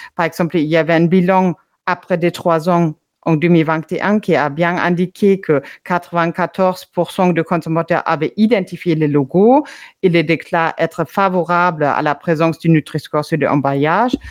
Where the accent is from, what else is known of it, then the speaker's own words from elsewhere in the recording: Germany; moved away; l'Allemagne, mon pays d'origine